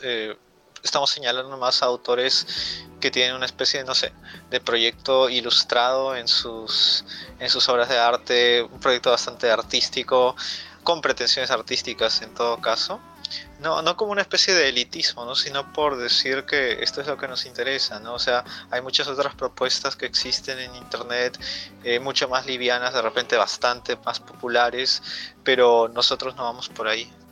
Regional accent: Peru; soy un poeta de Perú

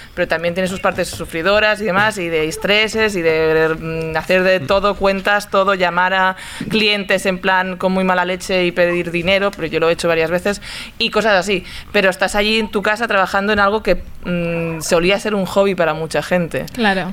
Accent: Barcelona, Catalonia, Spain; yo vengo de Sarria

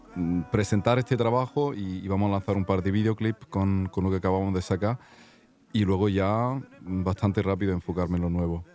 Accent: Zurich, Switzerland; also born or lived in Granada, Spain; Pues, pues soy andaluz de Granada mi madre son de Granada, pero yo me he criado en Suiza, en Zúrich, así que ahí es donde estoy viviendo de momento

